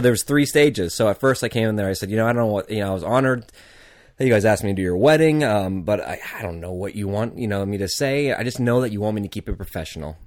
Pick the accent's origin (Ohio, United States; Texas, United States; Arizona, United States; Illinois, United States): Arizona, United States; I'm from Arizona